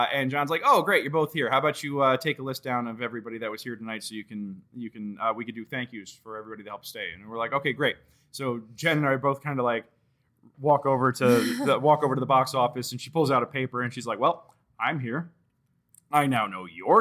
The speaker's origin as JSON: {"language": "English", "town": "Washington", "region": "District of Columbia", "country": "United States", "moved": "yes"}